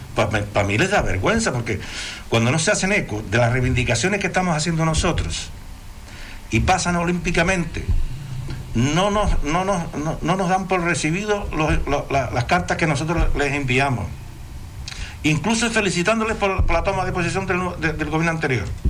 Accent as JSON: {"language": "Spanish", "region": "Canary Islands", "country": "Spain", "said": "somos canarios"}